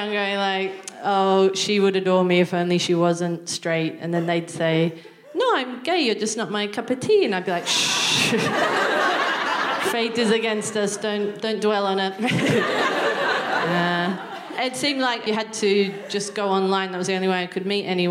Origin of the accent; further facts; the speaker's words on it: Newcastle, New South Wales, Australia; moved away as an adult; now in United Kingdom; I'm from Newcastle, which is just north of Sydney